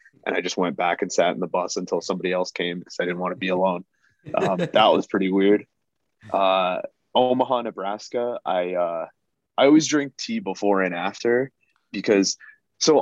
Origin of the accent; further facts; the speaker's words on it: Canada; also born or lived in Guyana; I'm South American, I'm Guyanese, and I was actually born in Canada